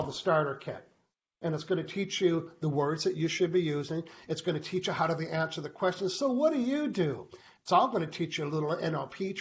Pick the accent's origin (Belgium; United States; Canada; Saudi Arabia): Canada; I'm a Canadian living on an island.